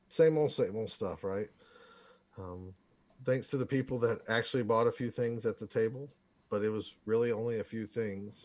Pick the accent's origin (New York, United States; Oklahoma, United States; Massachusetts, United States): Oklahoma, United States; I'm from Oklahoma